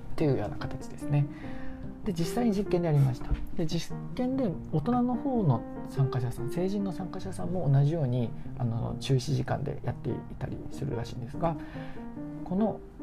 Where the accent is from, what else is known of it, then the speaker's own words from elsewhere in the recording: Japan; 自分の母国の国の日本人